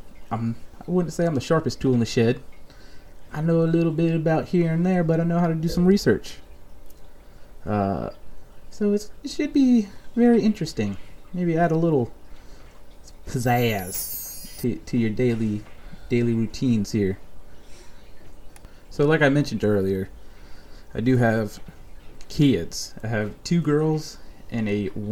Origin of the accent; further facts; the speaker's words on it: Rhode Island, United States; now in North Carolina, United States; I'm originally from the Great White North, a.k.a. Rhode Island, New England